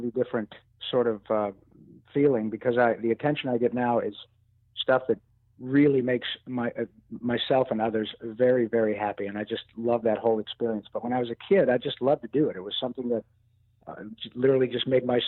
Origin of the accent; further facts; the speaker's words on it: Detroit, Michigan, United States; moved away as an adult; also born or lived in Flint, Michigan; now in California, United States; I was born in Detroit and reared in around Detroit area